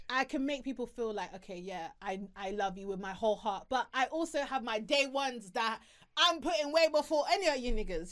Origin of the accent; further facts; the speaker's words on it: Harrow, London, United Kingdom; I'm from a small town, no, not small town, but I'm from Harrow